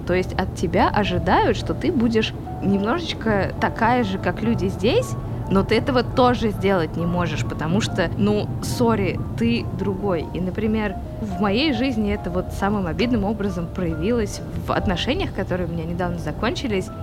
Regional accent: Moscow, Russia; moved away as an adult; now in Istanbul, Turkey; я родилась здесь, но, честно говоря, я себя москвичкой никогда не чувствовала

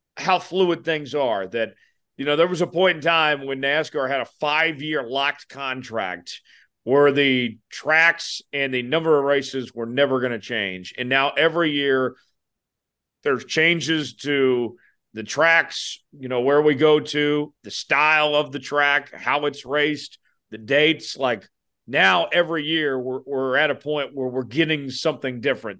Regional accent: Tulsa, Oklahoma, United States; that's my hometown, Tulsa

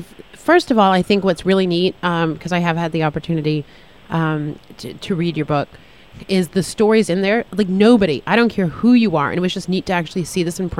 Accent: Boston, Massachusetts, United States; moved away; I'm from Boston originally.

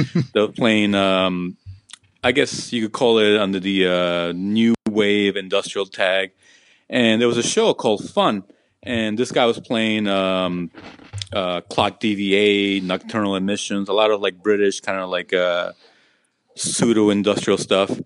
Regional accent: New York City, New York, United States; also born or lived in Peru; I grew up in Jackson Heights, Queens

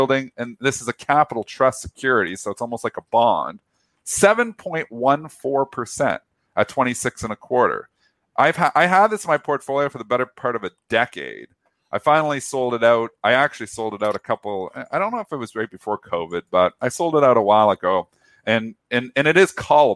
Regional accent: Canada; I'm Canadian

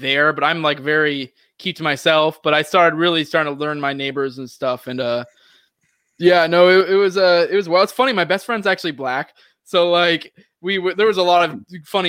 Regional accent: Maine, United States; also born or lived in Tennessee; now in Florida, United States; I grew up in Maine, it was where I was born, and I grew up in a small town there.

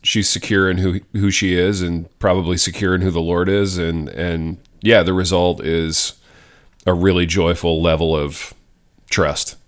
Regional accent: Hartford City, Indiana, United States; my hometown, shout out Hartford City, Indiana

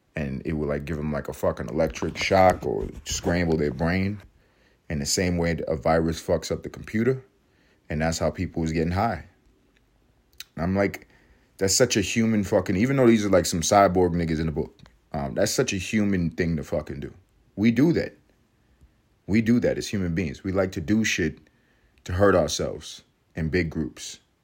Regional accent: New York City, New York, United States; my favorite city, my hometown, New York City

